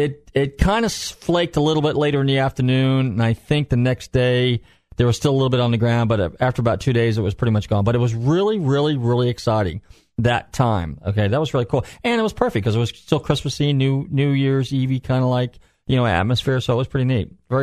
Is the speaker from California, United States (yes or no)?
yes; Northern California, United States; now in Florida, United States; and I'm from Northern Cal, so we had, not snow where I live, but a couple hours away, we always had snow.